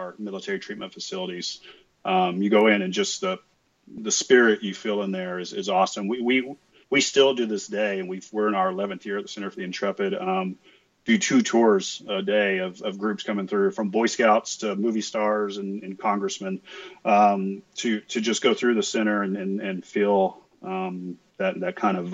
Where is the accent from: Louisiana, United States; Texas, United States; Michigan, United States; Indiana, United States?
Texas, United States; West; I grew up in West Texas, son of a mechanic